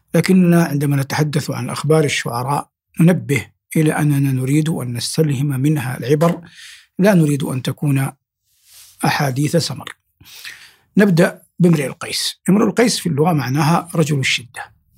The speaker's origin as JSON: {"language": "Arabic", "country": "Saudi Arabia", "said": "في بلادنا المملكة العربية السعودية"}